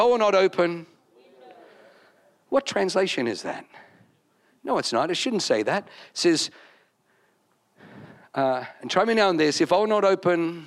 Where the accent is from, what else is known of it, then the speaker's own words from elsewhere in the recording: Wollongong, New South Wales, Australia; moved away; I'm from Wollongong